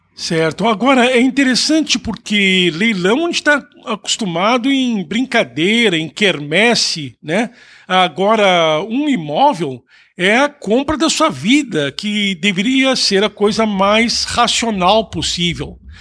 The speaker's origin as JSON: {"language": "Portuguese", "country": "Brazil", "moved": "yes", "lives_now": "Canada", "said": "nós que somos brasileiros"}